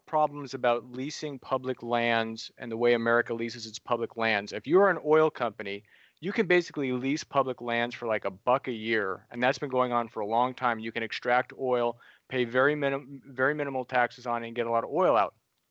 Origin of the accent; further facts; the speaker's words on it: California, United States; as somebody who grew up in California